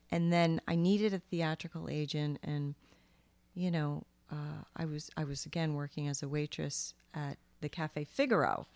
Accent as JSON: {"language": "English", "region": "Vermont", "country": "United States", "tie": "born or raised there", "also_born_or_lived": "Long Island, New York", "said": "so I was born on Long Island, but then when I was eleven or twelve, we moved to Vermont."}